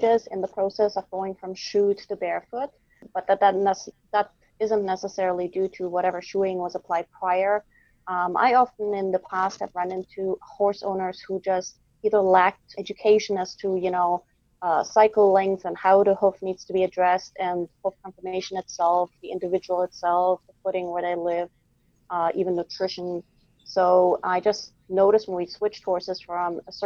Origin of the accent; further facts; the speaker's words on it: Germany; now in Quebec, Canada; I'm in Quebec, as you know, and I'm originally from Germany